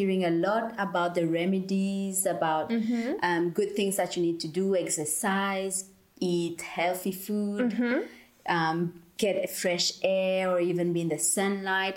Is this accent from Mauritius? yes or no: yes; Mauritius; moved away; I'm from Mauritius. It's the beautiful island in the Indian Ocean.